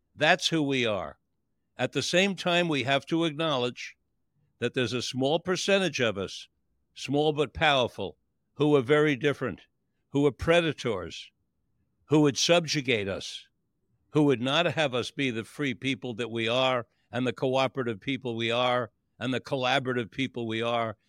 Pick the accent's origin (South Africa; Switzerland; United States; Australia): United States; New York City, New York; I grew up in Manhattan